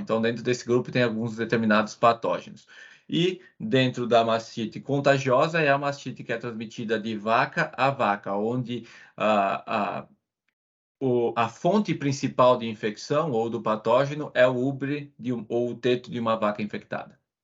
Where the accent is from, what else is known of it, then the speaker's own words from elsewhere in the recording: Veranópolis, Rio Grande do Sul, Brazil; moved away as an adult; eu sou natural do Rio Grande do Sul, no Brasil, uma cidade pequena chamada Veranópolis, e eu cresci numa fazenda leiteira